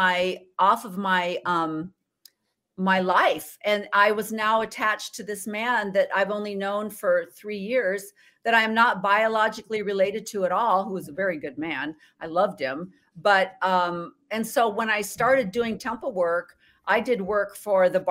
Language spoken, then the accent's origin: English; Illinois, United States; also born or lived in Oregon / Washington; now in Arizona, United States; I was born and raised in Illinois, Midwest, corn country.